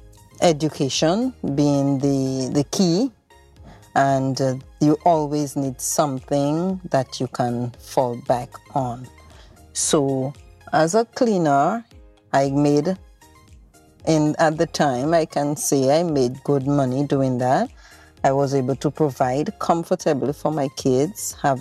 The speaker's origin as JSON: {"language": "English", "country": "Dominica", "tie": "born or raised there", "moved": "as an adult", "lives_now": "Anguilla", "said": "Grew up in the rural community of Benz, Dominica"}